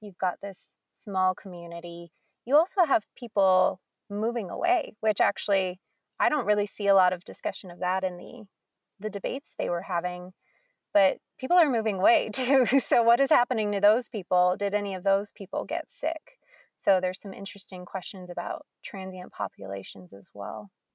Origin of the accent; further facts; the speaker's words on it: Colorado, United States; I grew up in Colorado